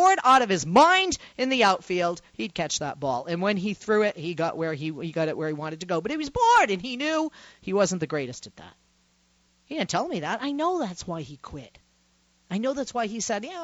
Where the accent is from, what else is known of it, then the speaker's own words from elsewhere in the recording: Boston, Massachusetts, United States; I come from Boston, Massachusetts